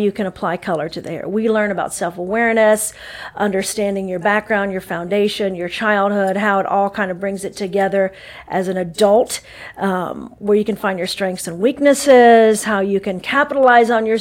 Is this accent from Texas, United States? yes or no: yes; Dallas, Texas, United States; also born or lived in St. Louis, Missouri / Bowling Green, Kentucky; now in Anderson, United States; born in St. Louis, grew up in Dallas, Texas